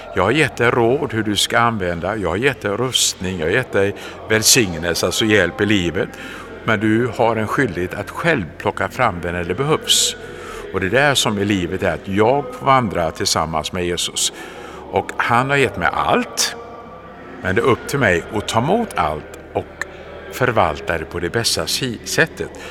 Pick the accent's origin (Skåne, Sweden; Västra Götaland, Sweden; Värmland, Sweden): Västra Götaland, Sweden; Gothenburg; jag hade glädjen att få växa upp och födas i den vackra staden Göteborg